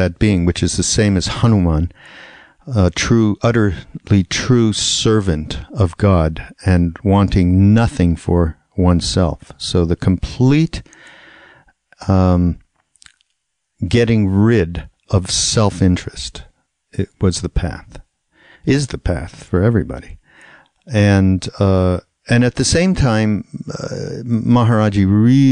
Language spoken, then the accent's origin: English; Montreal, Quebec, Canada; I grew up in Montreal, and I went to a parochial school, a Hebrew school